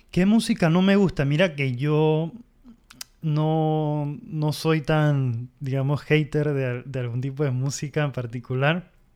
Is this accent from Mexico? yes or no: no; Panama; en Panamá proyectos como em, …, …, son bandas con las que crecí escuchándolas